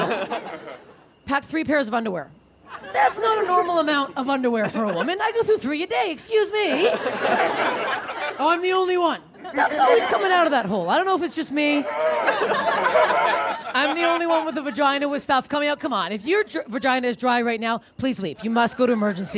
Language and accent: English; Canada; moved away; I'm Canadian